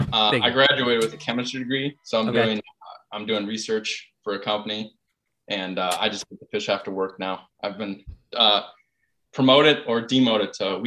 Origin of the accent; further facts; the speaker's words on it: Green Bay, Wisconsin, United States; moved away as an adult; now in Minneapolis, United States; I am from Green Bay, Wisconsin.